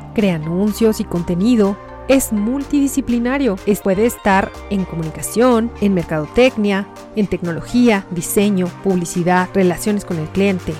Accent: Mexico; Soy de México

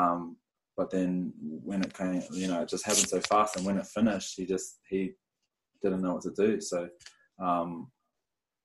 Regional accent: Lower Hutt, Wellington, New Zealand; now in Brisbane, Australia; I was born in Lower Hutt, Wellington. Family of four, had one older brother, and just rugby union crazy.

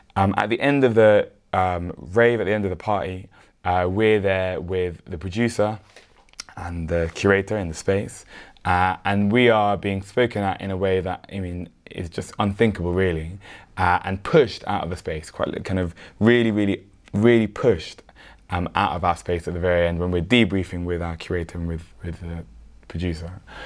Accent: London, United Kingdom; we're all from South London

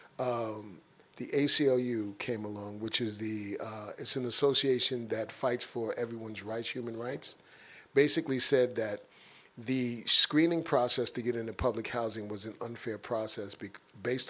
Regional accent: New York City, New York, United States; when I grew up in Bronx River houses, it was a mosaic of cultures

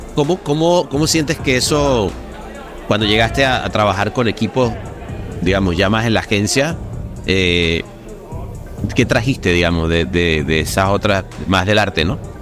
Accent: Venezuela; yo soy venezolano

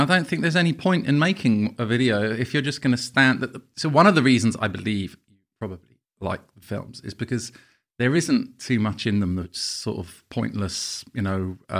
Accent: Camden, London, United Kingdom; I'm from Camden.

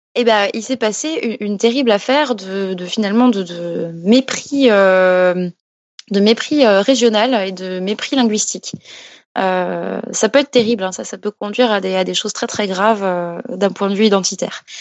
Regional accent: Alsace, Grand Est, France; now in Paris, France; maintenant, je vis à Paris, mais je viens d'Alsace au départ

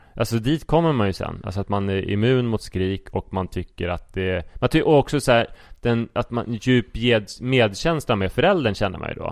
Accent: Sweden; om jag står för min svenskhet och pratar som en svensk

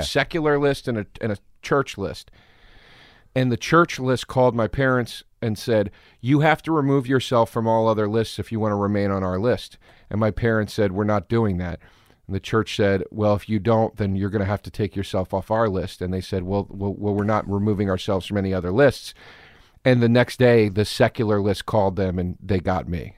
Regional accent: Trappe, Pennsylvania, United States; also born or lived in Philadelphia, Pennsylvania; I was born in Philly

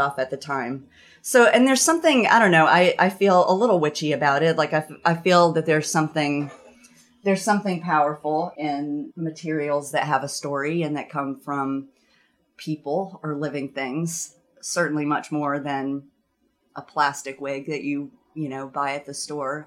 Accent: the South, United States; moved away as an adult; now in Vermont, United States; growing up in the South, the culture of the South had more of an influence on what I was making

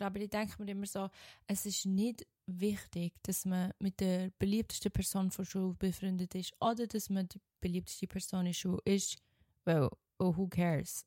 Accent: Switzerland; born or raised there; accent: Swiss German; moved away as an adult; now in Germany

